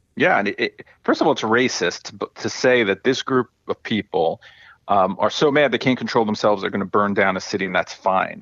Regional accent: New York, United States; growing up in New York

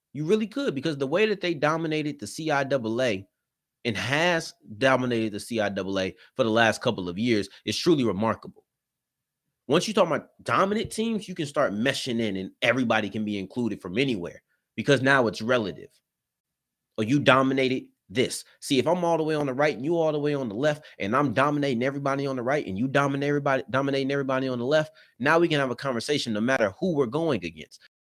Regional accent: Texas, United States; I'm from Texas

